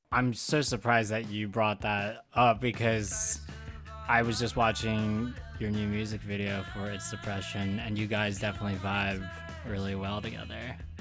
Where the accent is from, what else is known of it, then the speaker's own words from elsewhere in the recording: Philadelphia, Pennsylvania, United States; now in Brooklyn, United States; I'm also from Philly, too